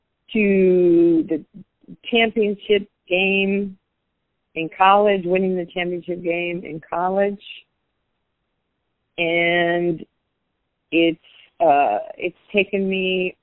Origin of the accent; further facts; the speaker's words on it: West Coast, United States; You know, I'm black, she's white, she's from East Coast, I'm from the West Coast.